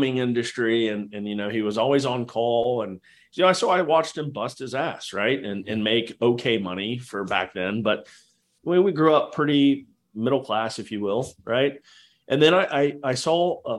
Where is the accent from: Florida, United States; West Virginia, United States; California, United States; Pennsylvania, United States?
Florida, United States; Jacksonville; also born or lived in Houston, Texas; we grew up in Jacksonville and this is a very large naval, city